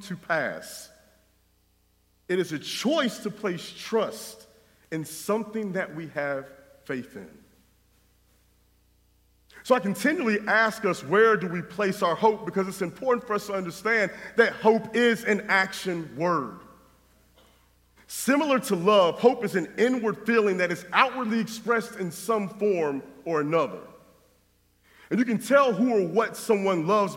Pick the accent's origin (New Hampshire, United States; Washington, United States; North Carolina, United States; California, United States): North Carolina, United States; moved away; my wife and I grew up in North Carolina